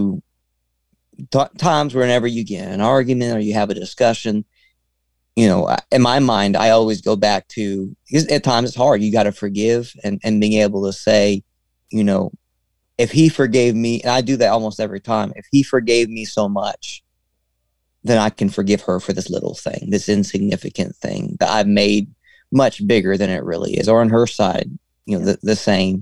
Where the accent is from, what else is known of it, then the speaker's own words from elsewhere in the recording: Arkansas, United States; I'm from Arkansas, which is still South